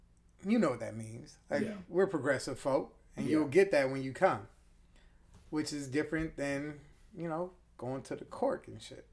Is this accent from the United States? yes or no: yes; Los Angeles, California, United States; I am an L.A. native.